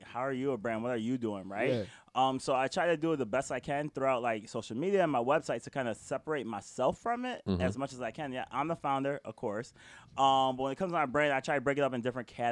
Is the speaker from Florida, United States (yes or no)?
no; Rochester, New York, United States; moved away as an adult; now in Boston, United States; I'm from New York, upstate New York, Rochester all day, every day, West Side, 94